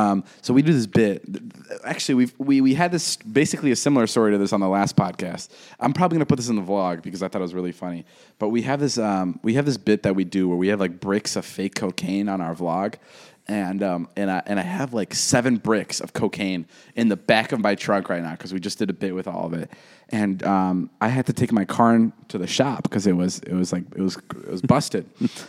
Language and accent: English; Vernon Hills, Illinois, United States; I grew up in Vernon Hills.